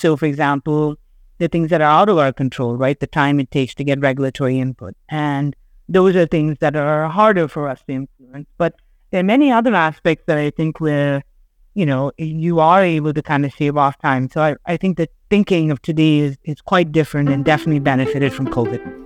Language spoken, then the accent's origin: English; Chennai, Tamil Nadu, India; moved away as an adult; also born or lived in Sri Lanka; now in New York, United States; I grew up living in Chennai in India, but I spent all my summers in New York